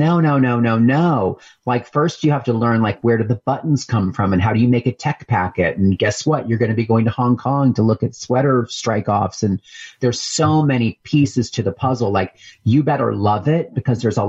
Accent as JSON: {"language": "English", "region": "Pennsylvania", "country": "United States", "tie": "born or raised there", "also_born_or_lived": "New York City", "moved": "as an adult", "said": "I grew up in Pennsylvania on a horse farm."}